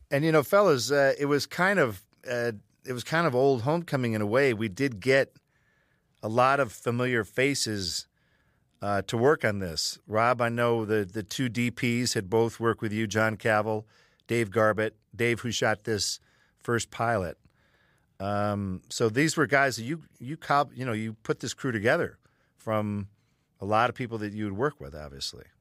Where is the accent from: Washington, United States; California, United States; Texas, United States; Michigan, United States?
Michigan, United States; We're all from Michigan.